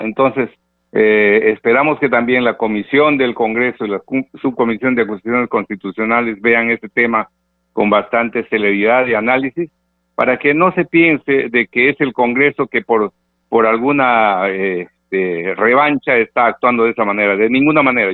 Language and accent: Spanish; Peru; como peruanos de buena fe